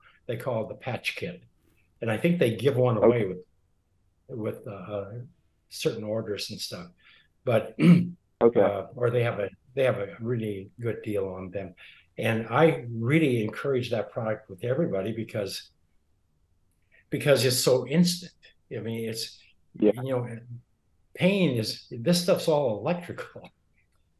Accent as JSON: {"language": "English", "region": "Montana", "country": "United States", "tie": "born or raised there", "said": "when I grew up in Montana"}